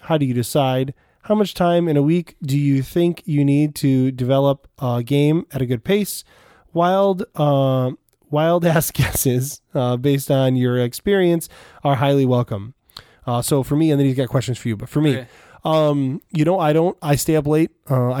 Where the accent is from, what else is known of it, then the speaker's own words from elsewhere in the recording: Bavaria, Germany; English is a second language; By the way, I'm from Germany, Bavaria. I live in a small town near the border of Austria.